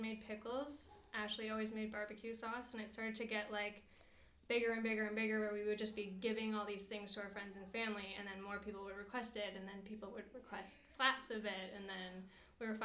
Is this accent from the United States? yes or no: no; Hamilton, Ontario, Canada; now in Dundas, Canada; I am a Hamiltonian. I've lived here my whole life